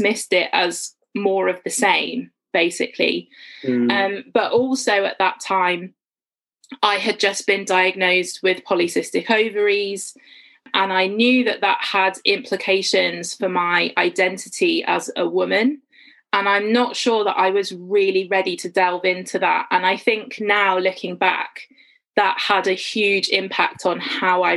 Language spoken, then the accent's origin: English; Worcestershire, West Midlands, United Kingdom; moved away as an adult; now in St Albans, United Kingdom; I grew up in Worcestershire in the West Midlands, but I've lived in and around St Albans for kind of the last about 9 years